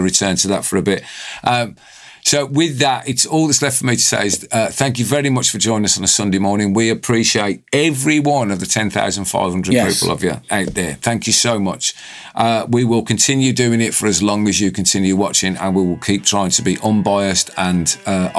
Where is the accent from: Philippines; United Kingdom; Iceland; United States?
United Kingdom